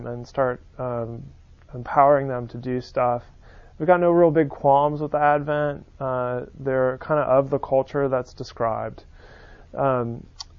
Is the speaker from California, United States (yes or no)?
yes; San Francisco, California, United States; now in Birmingham, United States; I grew up on the West Coast